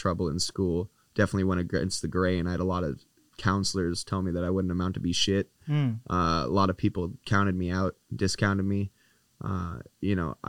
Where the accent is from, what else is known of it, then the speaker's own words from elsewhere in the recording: Canada; as a Canadian